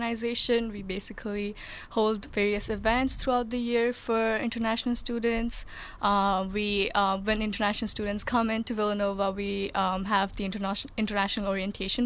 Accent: India; moved away as an adult; now in United States; I'm from India. I'm an international student

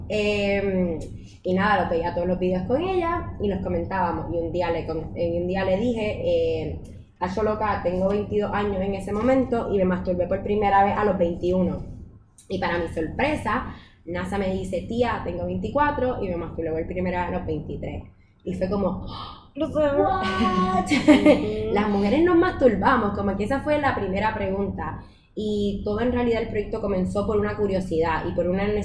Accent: Puerto Rico; soy puertorriqueña, tengo 24 años.

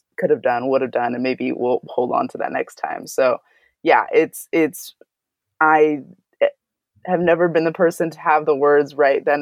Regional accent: Santa Barbara, California, United States; I grew up in Santa Barbara, California

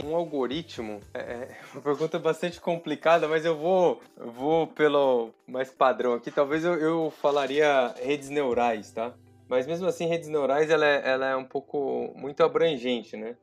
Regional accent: São José do Rio Preto, São Paulo, Brazil; numa cidade do interior de São Paulo, que chama São José do Rio Preto, inclusive a é minha cidade natal.

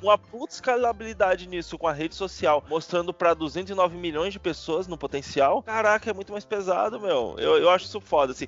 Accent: Northeast Region, Brazil; ali no Nordeste, minha terra natal

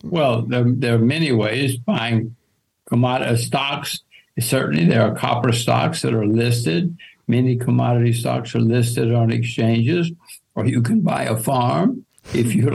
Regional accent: United States; I'm an American

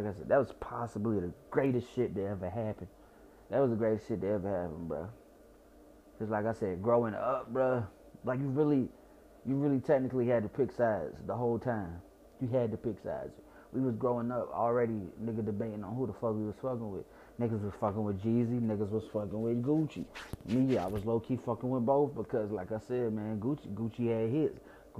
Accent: Chicago, Illinois, United States; accent: Chicago; My accent from Chicago is shitty in general.

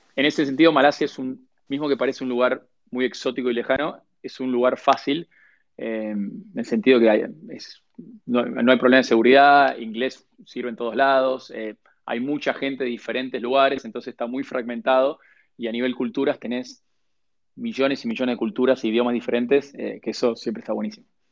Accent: Argentina; moved away as an adult

